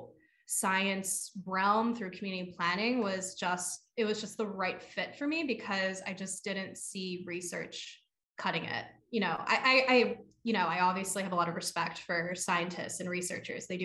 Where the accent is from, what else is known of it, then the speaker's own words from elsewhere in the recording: Lansdale, Pennsylvania, United States; I grew up in Lansdale. Like I grew up with chickens and fruit trees